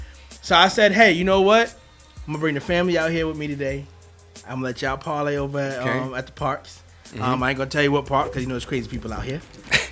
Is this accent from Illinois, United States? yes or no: no; New York, United States; we're from New York. We know how to drive and navigate through these streets.